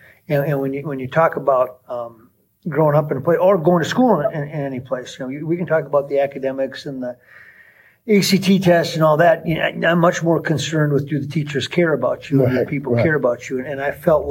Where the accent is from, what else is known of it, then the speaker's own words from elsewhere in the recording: Gaylord, Minnesota, United States; also born or lived in Glencoe, Minnesota / Brownton, Minnesota; I was born in Glencoe, Minnesota, right down the road